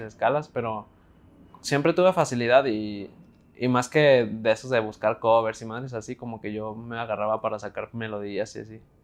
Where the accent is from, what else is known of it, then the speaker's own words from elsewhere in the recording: Guadalajara, Jalisco, Mexico; tengo 19 años, soy de Guadalajara